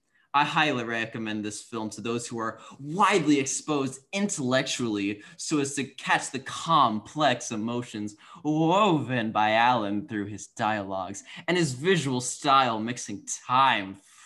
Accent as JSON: {"language": "English", "country": "India", "said": "I am making fun of Indian people, okay. And I'm Indian."}